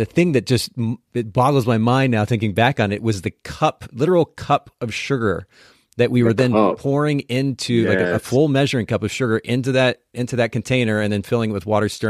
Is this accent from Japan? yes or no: yes; Japan; So I grew up in Japan, and even in Japan